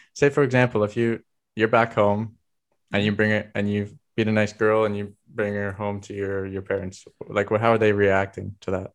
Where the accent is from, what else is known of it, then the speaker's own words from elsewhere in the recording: Vancouver Island, British Columbia, Canada; moved away as an adult; now in Germany; I come from Vancouver Island